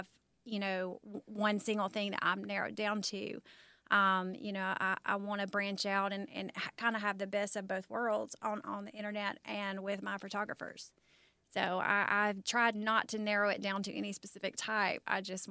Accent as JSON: {"language": "English", "town": "Birmingham", "region": "Alabama", "country": "United States", "said": "I'm from Birmingham"}